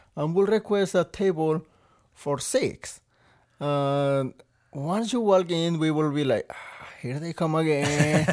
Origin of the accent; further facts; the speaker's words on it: Veracruz, Mexico; English is a second language; moved away as an adult; also born or lived in Texas / Rhode Island; now in Maine, United States; I come all the way from Mexico, Veracruz, which is all the way at the south